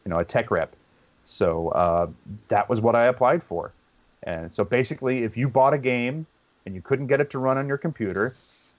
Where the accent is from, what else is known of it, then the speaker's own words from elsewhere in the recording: Pacifica, California, United States; I had this cable access TV station in my hometown of Pacifica, California